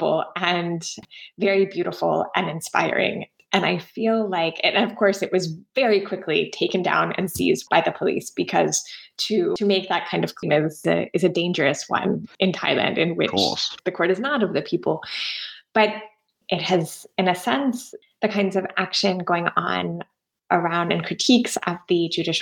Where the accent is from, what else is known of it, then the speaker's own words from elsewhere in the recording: United States; my home country of the US